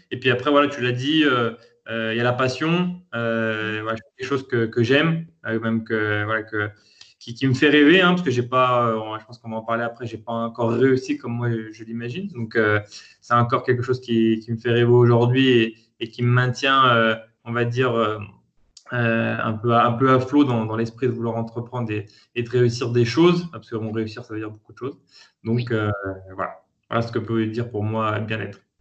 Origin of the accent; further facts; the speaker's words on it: Lyon, Auvergne-Rhône-Alpes, France; je suis né à Lyon, euh, fils de commerçants